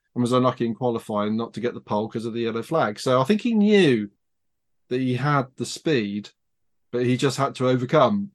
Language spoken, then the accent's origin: English; United Kingdom; I'm British